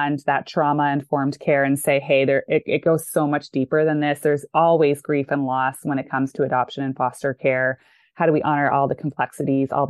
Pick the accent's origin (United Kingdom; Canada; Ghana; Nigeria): Canada; moved away as an adult; also born or lived in Chicago, United States; now in Dallas, United States; I grew up in Canada. I lived there till I was 28. And then I came to the US